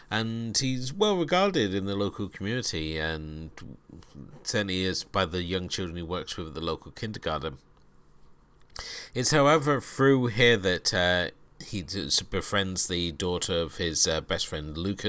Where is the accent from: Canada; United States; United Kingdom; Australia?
United Kingdom; coming to this as a British view, where we have a very different stance of children lie about everything.